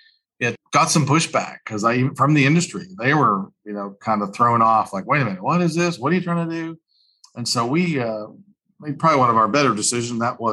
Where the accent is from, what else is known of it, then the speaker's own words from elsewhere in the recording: Massachusetts, United States; I grew up in Massachusetts, one of seven kids